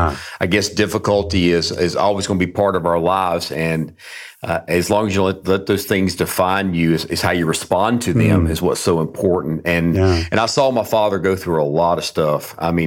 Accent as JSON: {"language": "English", "town": "Durham", "region": "North Carolina", "country": "United States", "tie": "born or raised there", "said": "I grew up in Durham, North Carolina."}